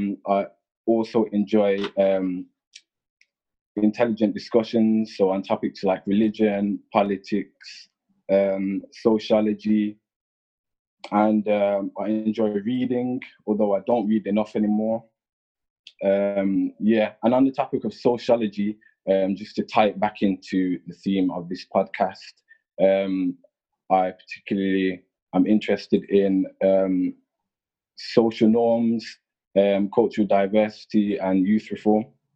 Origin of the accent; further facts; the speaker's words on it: Birmingham, West Midlands, United Kingdom; also born or lived in United Arab Emirates / Saudi Arabia; I'm 20 years old. I've lived in Birmingham most of my life. Apart from ages 5 to 7, I lived in Emirates, and ages 11 to 13, I lived in Saudi Arabia. Both of my parents are reverts to Islam. So I was born a Muslim. I am half Jamaican